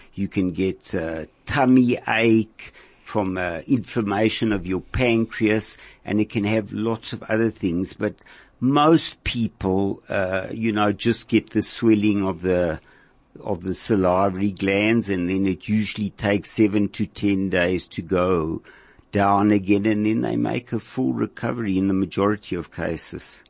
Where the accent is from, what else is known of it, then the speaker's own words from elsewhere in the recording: Bloemfontein, Free State, South Africa; moved away as an adult; I grew up in Bloemfontein in the Free State.